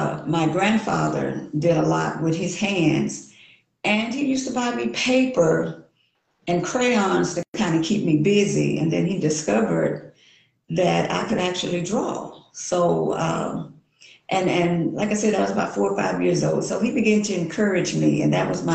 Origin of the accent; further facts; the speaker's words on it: Natchitoches, Louisiana, United States; now in Shreveport, United States; I'm actually from Natchitoches, Louisiana